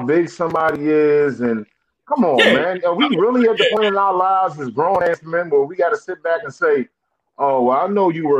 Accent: Maryland, United States; we are from Maryland.

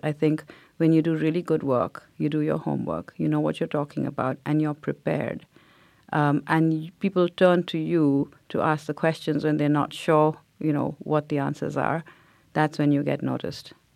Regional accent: India; now in United States; growing up in India because everybody looked like me

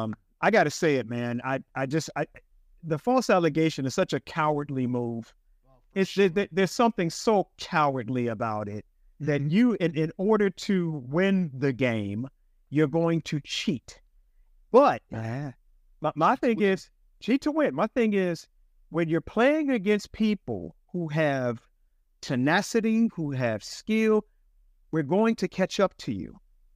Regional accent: Chicago, Illinois, United States; I went back to Cook County. I'm from Chicago.

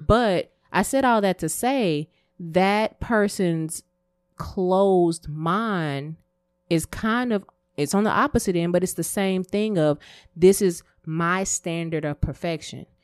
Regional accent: Texas, United States; me growing up in Texas, I ain't gonna say where I grew up, um, I was normally the only black girl in my class

